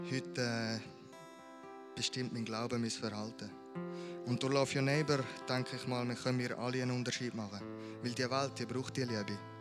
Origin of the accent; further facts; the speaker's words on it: Amriswil, Thurgau, Switzerland; Ich bin hier aufgewachsen in Amriswil in einer super Family.